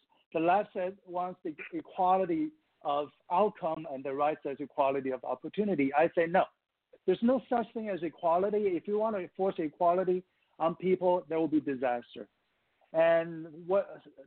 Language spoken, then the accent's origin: English; Taiwan; moved away as an adult; now in United States; I'm an immigrant from Taiwan, which is part of China in my mind